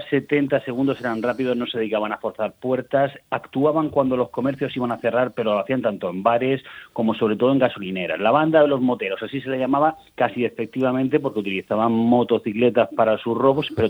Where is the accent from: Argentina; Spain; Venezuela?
Spain; Region of Murcia; fuimos a peregrinar como buenos murcianos.